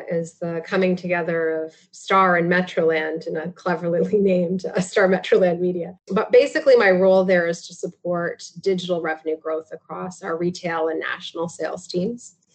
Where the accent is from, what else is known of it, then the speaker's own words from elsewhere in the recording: Listowel, Ontario, Canada; also born or lived in Mount Forest / Tillsonburg; Listowel, Listowel, Mount Forest, uh, and Tillsonburg would be the, the the big three from my childhood for sure.